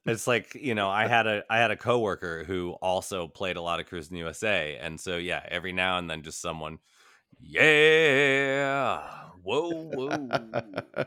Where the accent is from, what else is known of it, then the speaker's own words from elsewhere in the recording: United States; my home country